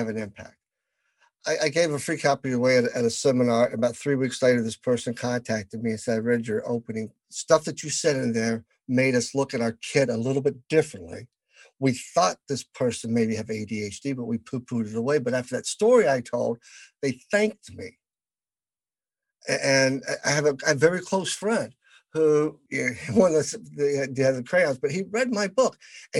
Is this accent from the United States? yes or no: yes; the South, United States; I am from the South